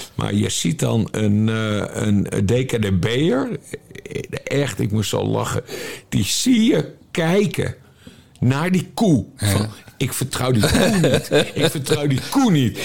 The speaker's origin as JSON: {"language": "Dutch", "region": "Friesland", "country": "Netherlands", "said": "ik kom uit Friesland"}